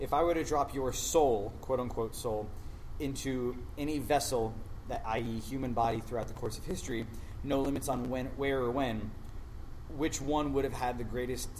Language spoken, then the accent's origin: English; Galveston, Texas, United States; now in Fort Lauderdale, United States; I was born in Galveston, Texas in 1987